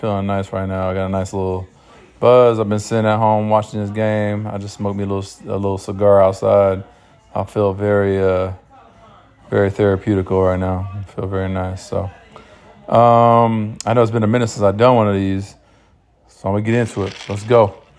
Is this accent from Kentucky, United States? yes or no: no; San Diego, California, United States; also born or lived in New York; I was born in New York. Diehard Yankee fan, diehard Giants fan, diehard Knicks fan. But I've been in San Diego all my life